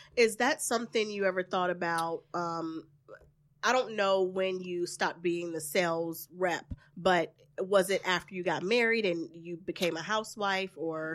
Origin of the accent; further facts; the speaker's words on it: the South, United States; from the South, so I'm very traditional